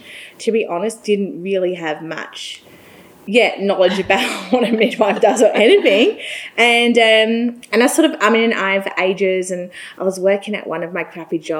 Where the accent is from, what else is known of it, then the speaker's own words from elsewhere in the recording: England, United Kingdom; moved away as an adult; now in Australia; I am English and was brought up in England